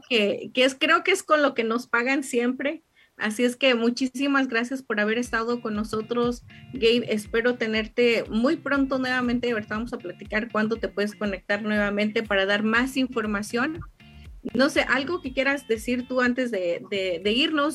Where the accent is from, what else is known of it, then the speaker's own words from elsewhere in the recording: Mexico; como mexicanos, especialmente nuestra cultura mexicana